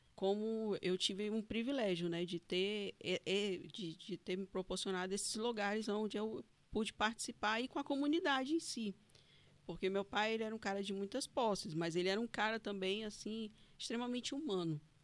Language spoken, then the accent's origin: Portuguese; Fortaleza, Ceará, Brazil; also born or lived in Paracuru, Ceará; now in Porto Velho, Brazil; nasci no hospital de guarnição ali, na beira do rio mesmo, no barranco, e fui criada no Nordeste, né? Fui criada em Fortaleza, uhum. no Ceará